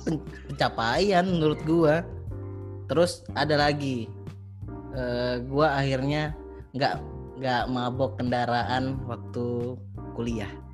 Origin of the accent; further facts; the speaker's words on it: Martapura, South Sumatra, Indonesia; moved away as an adult; also born or lived in Palembang; dulu kan di Martopuro, di kampung aku itu